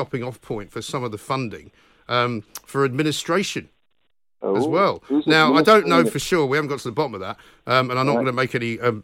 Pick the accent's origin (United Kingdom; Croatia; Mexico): United Kingdom; London; I'm from London